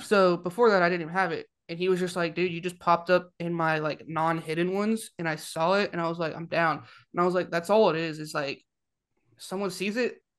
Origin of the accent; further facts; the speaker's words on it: Ventura, California, United States; now in Alabama, United States; I'm from Ventura